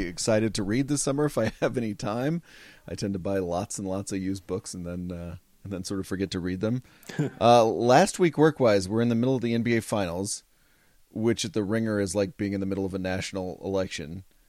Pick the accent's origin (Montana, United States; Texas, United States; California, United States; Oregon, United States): Texas, United States; Fort Worth; moved away; Spent my whole life there, uh, my whole childhood there